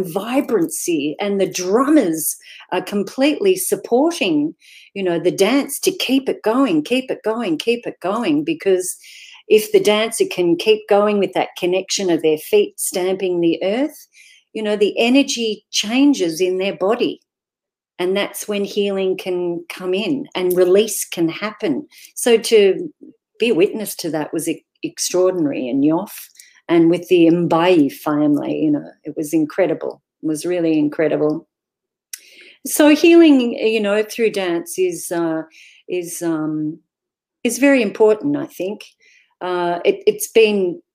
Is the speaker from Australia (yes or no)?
yes; Jan Juc, Victoria, Australia; I'm from Janjuk. I live in Janjuk.